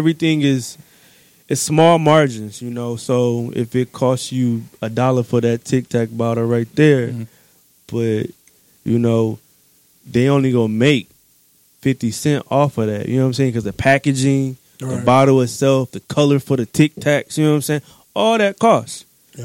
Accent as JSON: {"language": "English", "town": "Detroit", "region": "Michigan", "country": "United States", "also_born_or_lived": "the South (10 years)", "said": "I'm from Detroit."}